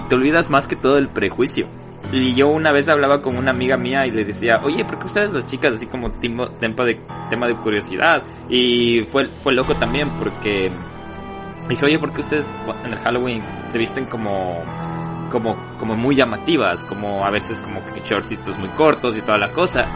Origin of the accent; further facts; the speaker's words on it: Ecuador; now in United States; todos estamos orgullosos de ser ecuatoriano y cuando migras todavía te sientes más orgulloso de ser ecuatoriano